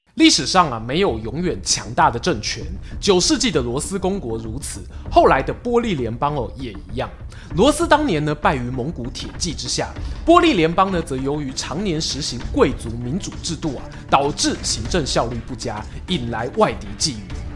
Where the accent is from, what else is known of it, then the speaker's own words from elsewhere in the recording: Taiwan; 作为台湾人